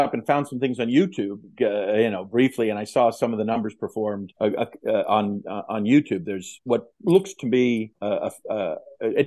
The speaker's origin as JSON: {"language": "English", "country": "United States", "said": "I'm from the United States"}